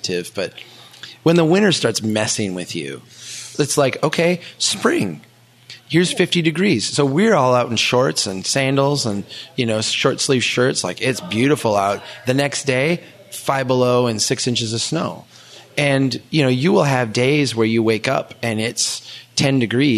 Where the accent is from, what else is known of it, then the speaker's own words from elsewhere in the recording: Minnesota, United States; as a Minnesotan